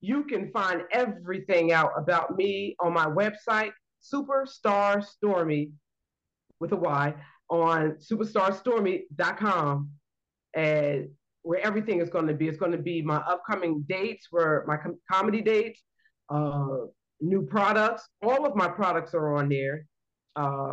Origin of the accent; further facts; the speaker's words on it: New Brunswick, New Jersey, United States; I'm from New Brunswick, New Jersey.